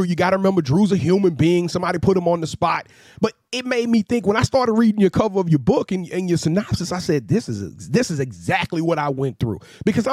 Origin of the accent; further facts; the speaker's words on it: Louisiana, United States; I'm a diehard Saints fan, I'm from Louisiana